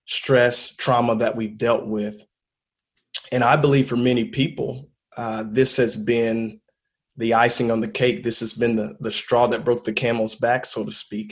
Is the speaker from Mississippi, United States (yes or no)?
yes; Lucedale, Mississippi, United States; moved away; also born or lived in Pascagoula, Mississippi / Maryland; I grew up in South Mississippi, Lucedale, Pascagoula, Mississippi